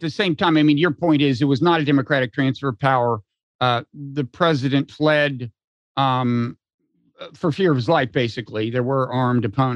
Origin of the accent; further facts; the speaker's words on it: United States; as an American